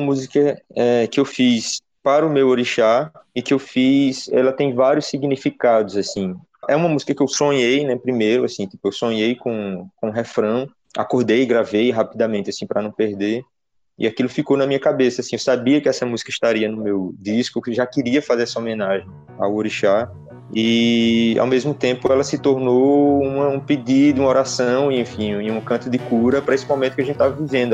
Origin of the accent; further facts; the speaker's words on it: Petrolina, Pernambuco, Brazil; eu sou de Petrolina